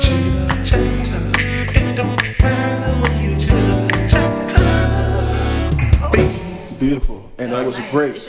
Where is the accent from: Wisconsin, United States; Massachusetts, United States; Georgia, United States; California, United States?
Massachusetts, United States; Boston; I'm from Boston.